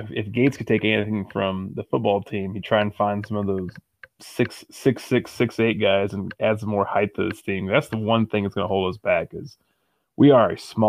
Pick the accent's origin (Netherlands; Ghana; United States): United States; Kansas City; I'm from the Kansas City area